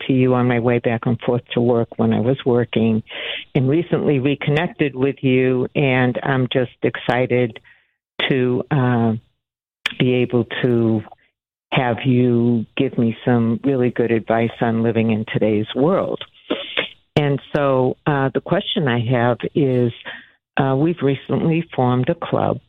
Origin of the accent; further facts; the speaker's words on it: Cambridge, Massachusetts, United States; now in Texas, United States; I'm from Cambridge, Massachusetts, originally